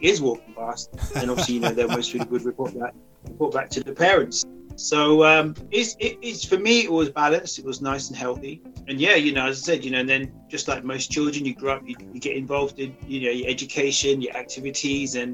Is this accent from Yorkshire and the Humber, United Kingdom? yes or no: no; High Wycombe, South East England, United Kingdom; I grew up in a town called High Wycombe, based in Buckinghamshire.